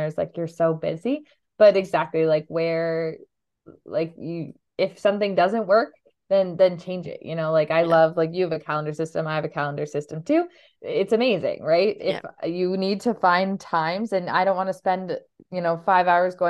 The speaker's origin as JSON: {"language": "English", "country": "Canada", "said": "I am Canadian."}